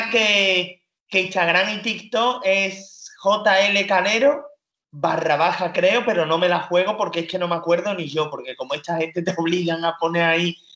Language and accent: Spanish; North West England, United Kingdom; accent: Liverpool/Manchester; la que vino a hacerme el examen era de, de Londres centro y yo tengo acento de Liverpool, de Manchester